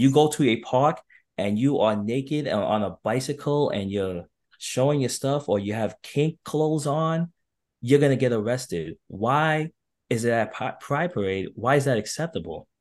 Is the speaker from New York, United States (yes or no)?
yes; New York City, New York, United States; it was definitely challenging growing up in New York